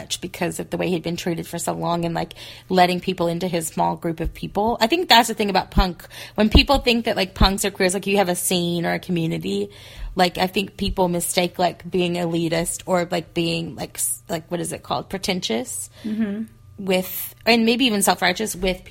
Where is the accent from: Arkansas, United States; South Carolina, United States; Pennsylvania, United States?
Arkansas, United States; accent: Southerner; moved away; also born or lived in Pacific Northwest; I moved from Arkansas to the Pacific Northwest